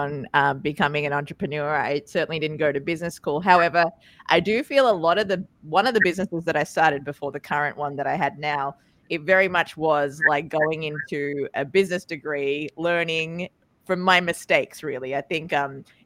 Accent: Australia; accent: Australian; also born or lived in Sri Lanka; now in New York, United States; My accent is from Australia, and my looks are from a little bit further out in Sri Lanka, but I do work out of Brooklyn, New York

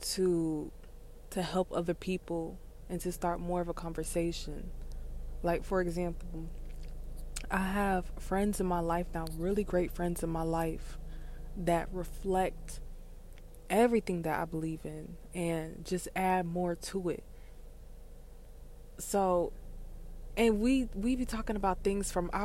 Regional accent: South Florida, United States; I am from South Florida and I am Haitian

